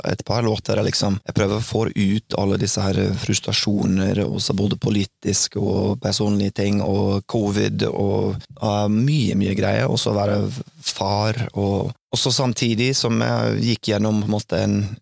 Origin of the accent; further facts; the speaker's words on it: Oklahoma City, Oklahoma, United States; moved away; Oklahoma City, der jeg vokste opp, det er egentlig veldig stort